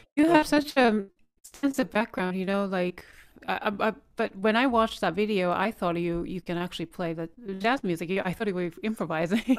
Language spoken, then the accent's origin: English; Japan; now in United States; I'm Korean, but born raised in Japan